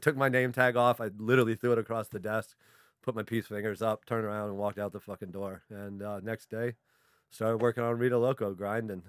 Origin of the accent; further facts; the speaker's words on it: Vienna, Virginia, United States; I grew up in Vienna